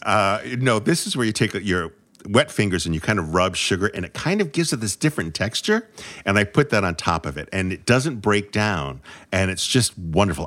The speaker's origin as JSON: {"language": "English", "region": "New England", "country": "United States", "said": "I'm from New England"}